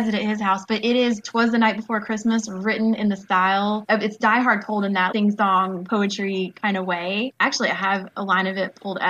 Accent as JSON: {"language": "English", "region": "Texas", "country": "United States", "tie": "born or raised there", "said": "growing up in Texas"}